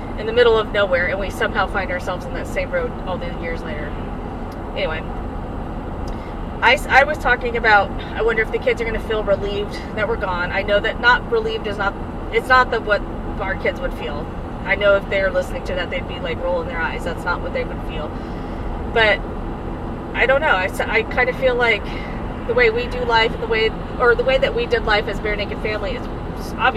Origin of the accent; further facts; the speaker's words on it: Texas, United States; moved away as an adult; we're from Texas. We're used to, like, Texas cedar and pollen